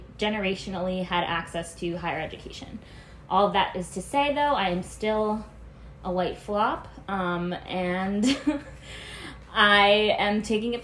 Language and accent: English; New Jersey, United States; I grew up in a small town in New Jersey